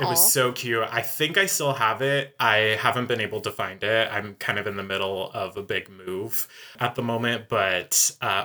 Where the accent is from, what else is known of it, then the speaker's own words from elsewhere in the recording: Pennsylvania, United States; I grew up in Pennsylvania